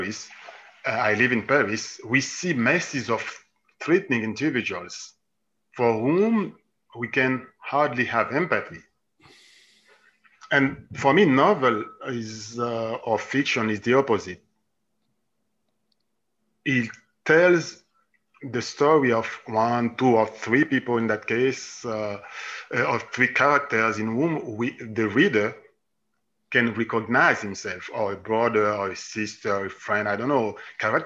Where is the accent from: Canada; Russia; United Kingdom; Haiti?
Haiti; moved away as an adult; also born or lived in Italy / Jerusalem, Israel / Switzerland / Germany; I was born and I grew up in Haiti.